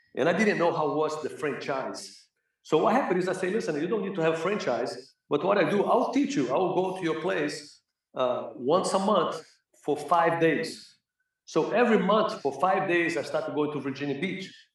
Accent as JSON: {"language": "English", "region": "Rio de Janeiro", "country": "Brazil", "tie": "born or raised there", "also_born_or_lived": "Los Angeles, United States", "second_language": "English", "moved": "as an adult", "lives_now": "United States", "said": "growing up in Brazil, you know, in Flamengo"}